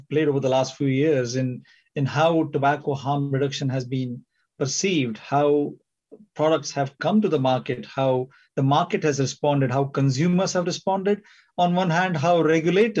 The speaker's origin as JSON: {"language": "English", "country": "India", "also_born_or_lived": "California / Singapore / United Kingdom", "moved": "as an adult", "said": "I'm from India. I trained in medicine in India"}